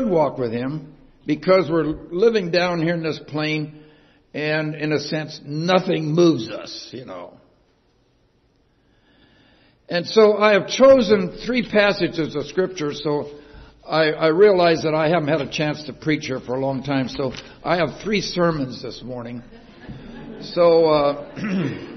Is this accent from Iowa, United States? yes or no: yes; Iowa, United States; I was born and reared in Iowa 81 years ago tomorrow. And spent my first 7 grades in a one-room country schoolhouse